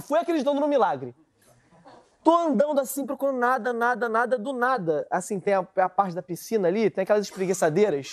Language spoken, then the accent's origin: Portuguese; Brazil; accent: Brazilian; O sotaque brasileiro